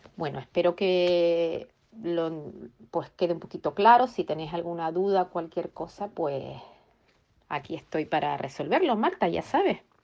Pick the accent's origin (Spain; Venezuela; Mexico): Spain; Tenerife, Canary Islands; now in Reading, United Kingdom; yo vivo aquí en Inglaterra, concretamente en la ciudad de Reading y soy de Tenerife